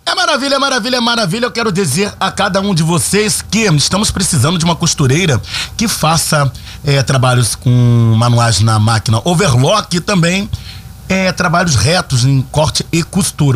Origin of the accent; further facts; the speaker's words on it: Rio de Janeiro, Brazil; also born or lived in Turano, Rio de Janeiro; eu venho da comunidade do Morro do São Carlos, depois passei pela comunidade do Turano. Enfim, somos da favela, somos cria.